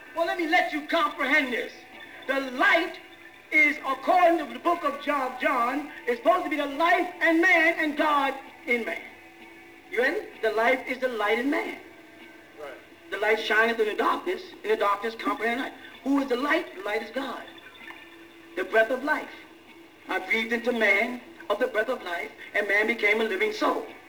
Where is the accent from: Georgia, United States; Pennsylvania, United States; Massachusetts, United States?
Massachusetts, United States; Boston; I'm from Boston